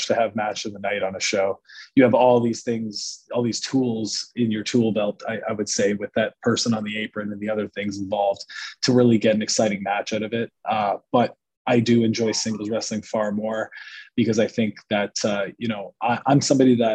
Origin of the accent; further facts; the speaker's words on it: Canada; I had border issues as a Canadian